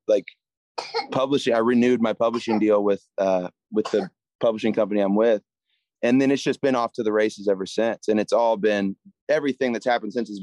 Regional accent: Jacksonville, Florida, United States; moved away as an adult; now in Nashville, United States; I grew up in Jacksonville, Florida.

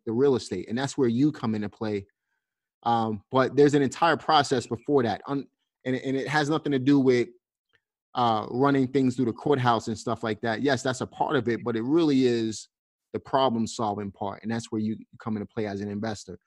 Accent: New York City, New York, United States; moved away; also born or lived in Pennsylvania; I'm from Brooklyn

